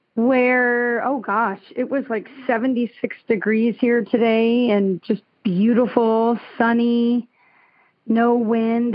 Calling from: Summit, New Jersey, United States; also born or lived in California; I am calling from Summit, New Jersey

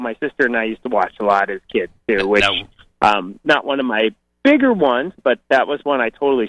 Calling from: Boise, Idaho, United States; I'm calling from Boise, Idaho.

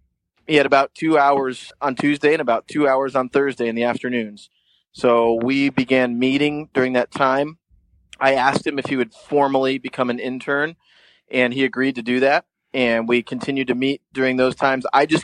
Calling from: White Lake, Ontario, Canada; And I am calling in from White Lake, Ontario. I'm actually on a small island on a medium-sized lake in central Ontario.

